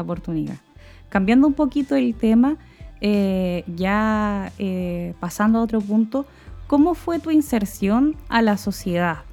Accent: Chile

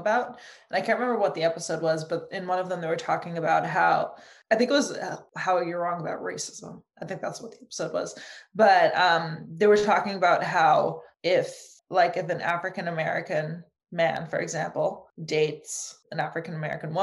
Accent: Germany; moved away; I grew up in Germany

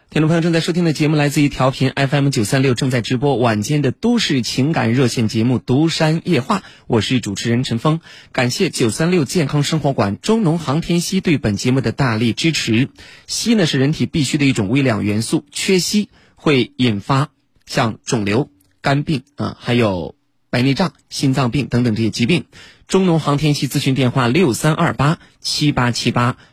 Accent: Henan, China; 河南说话叫说一句话能把人噎死

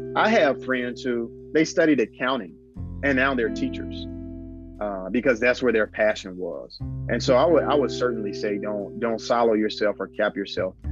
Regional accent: Gadsden, Alabama, United States; born and raised in Gadsden, Alabama

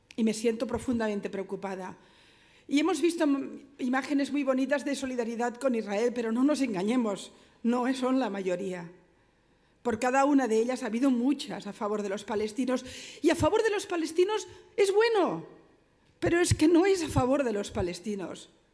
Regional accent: Barcelona, Catalonia, Spain; yo vengo de Barcelona, mi ciudad

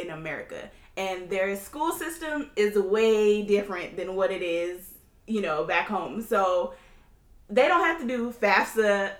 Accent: Sierra Leone; Okay, and I'm from Sierra Leone, West Africa.

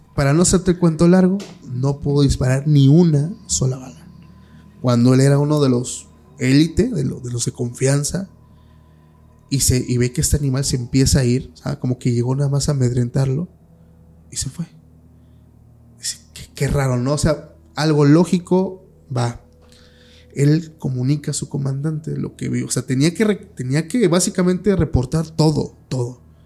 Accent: Oaxaca, Mexico; yo soy de Oaxaca

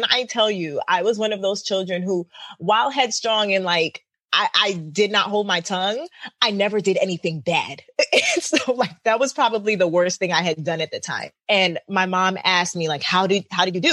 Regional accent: New York City, New York, United States; I'm from Crown Heights.

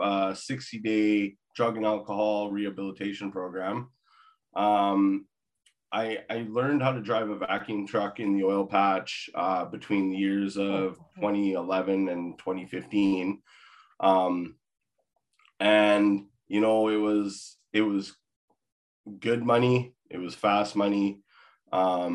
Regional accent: Victoria, British Columbia, Canada; moved away; also born or lived in Maple Ridge; I'm originally from Victoria

